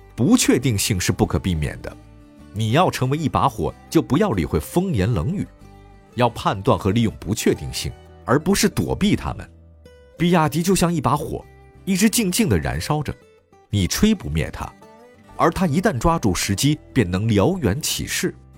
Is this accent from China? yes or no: yes; China; 我们中国人的骄傲